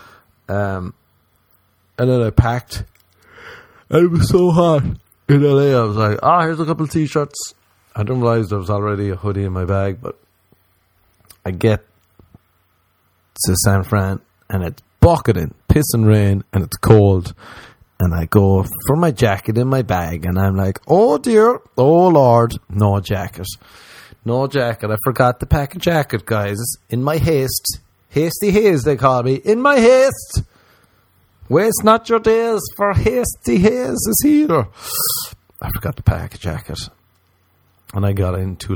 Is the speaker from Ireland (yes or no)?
yes; Ireland; moved away as an adult; now in Los Angeles, United States; when we were growing up in Ireland